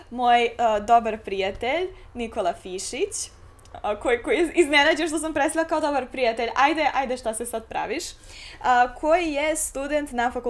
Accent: Serbia; ovde, kod nas u Srbiji

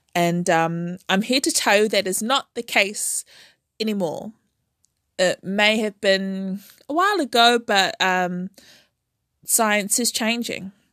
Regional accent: Auckland, New Zealand; I was born and raised in Auckland, New Zealand

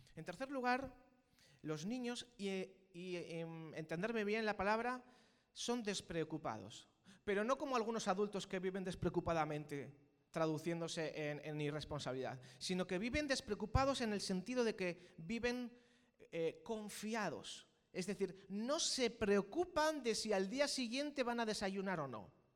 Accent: Spain; los que somos aquí españoles

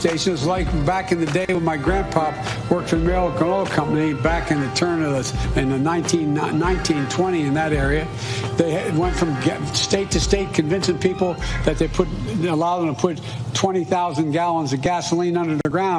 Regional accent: Pennsylvania, United States; I'm from Pennsylvania.

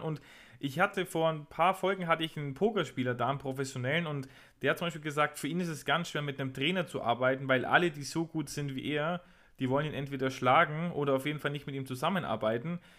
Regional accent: a home town near Lauingen, Bavaria, Germany; Lauingen ist, glaube ich, drei, vier Kilometer von meiner Heimatstadt entfernt

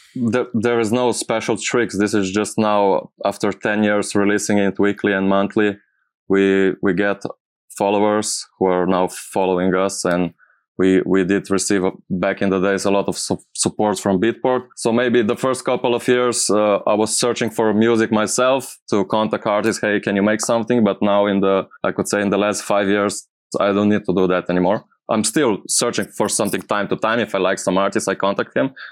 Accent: Slovenia; English is a second language; I'm from Slovenia.

